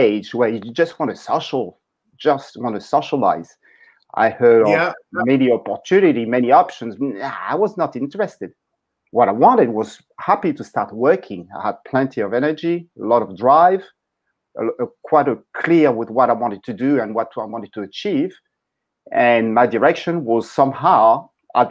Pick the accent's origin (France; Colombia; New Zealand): France; Paris, Île-de-France; moved away; I was born in Paris, in France